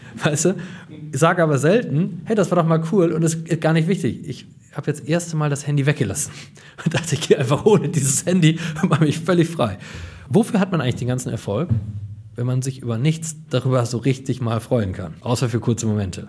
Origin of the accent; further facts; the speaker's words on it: Coesfeld, North Rhine-Westphalia, Germany; in Coesfeld beraten zu dürfen, in meiner kleinen Heimatstadt, wo ich geboren bin